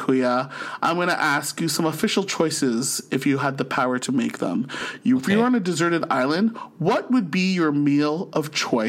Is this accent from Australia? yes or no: no; St. Catharines, Ontario, Canada; born or raised there; now in Ottawa, Canada